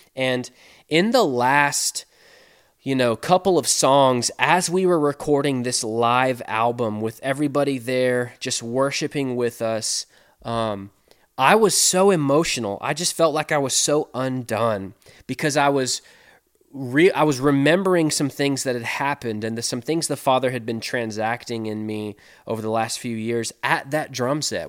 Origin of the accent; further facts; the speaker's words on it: Seattle, Washington, United States; now in Mobile, Alabama, United States; When I grew up in Seattle, Washington